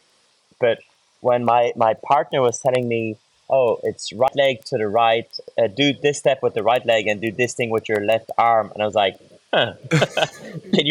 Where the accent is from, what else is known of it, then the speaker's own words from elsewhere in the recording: France; also born or lived in Ireland; growing up in France, going through French amateur teams, French professional teams